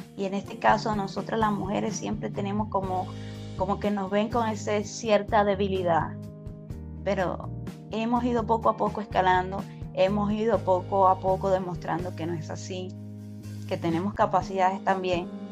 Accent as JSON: {"language": "Spanish", "country": "Venezuela", "moved": "as an adult", "lives_now": "United States", "said": "me gradué como ingeniero químico en una universidad en Venezuela, soy venezolana"}